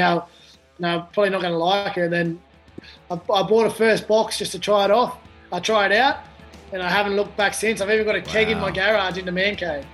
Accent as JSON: {"language": "English", "town": "Blacktown", "region": "New South Wales", "country": "Australia", "tie": "born or raised there", "said": "I grew up in Blacktown"}